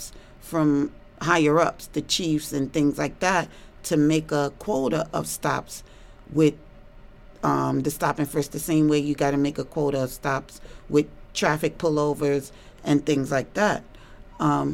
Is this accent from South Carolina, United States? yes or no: no; New York City, New York, United States; I grew up in Harlem